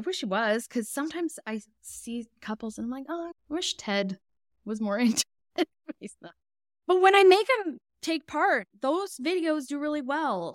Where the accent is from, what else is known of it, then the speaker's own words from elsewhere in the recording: Edmonton, Alberta, Canada; I'm from Edmonton, Alberta.